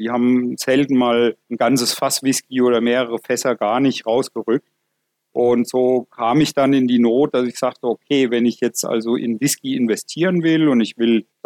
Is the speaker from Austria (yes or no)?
no; Bavaria, Germany; Und da kam dann ein Anruf aus meinem Heimatdorf in Unterfranken, dass da eine alte Textilfabrik in Schieflage geraten ist